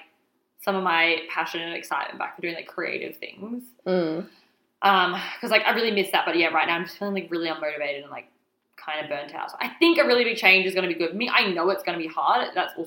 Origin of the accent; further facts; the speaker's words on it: Alice Springs, Northern Territory, Australia; moved away as an adult; also born or lived in Indonesia / Victoria; now in Melbourne, Australia; And then we went back to Alice Springs. And then I moved from Alice Springs to Melbourne for university